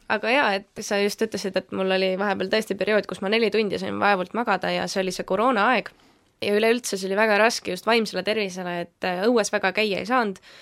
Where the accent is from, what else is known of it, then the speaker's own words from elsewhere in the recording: Valga, Valga County, Estonia; tulen siis täitsa Valgast, olen niisugune tavaline noor